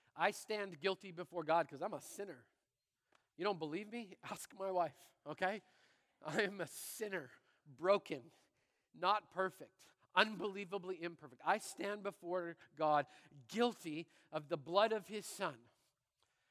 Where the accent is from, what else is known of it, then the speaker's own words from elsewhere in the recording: Brandon, Manitoba, Canada; I'm a little kid growing up in Brandon, Manitoba